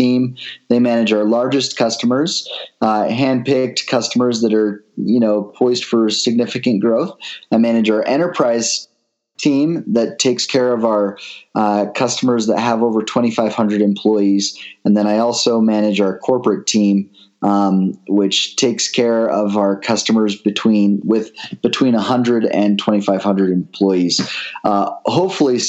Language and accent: English; American Fork, Utah, United States; also born or lived in Pleasant Grove, Utah; I actually grew up in American Fork, Utah